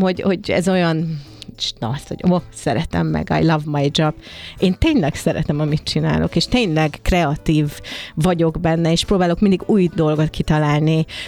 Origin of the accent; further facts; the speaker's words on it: Hungary; mert magyar vagyok, és jó volt magyarnak lenni a világban